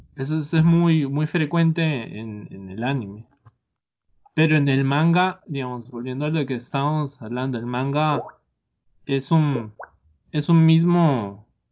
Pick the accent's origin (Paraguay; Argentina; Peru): Peru; now in San José, Costa Rica; yo soy de allá, soy peruano.